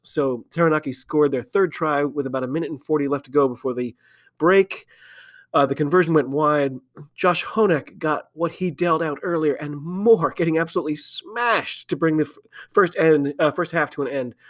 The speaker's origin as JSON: {"language": "English", "country": "United States", "said": "I'm an American rugby fan"}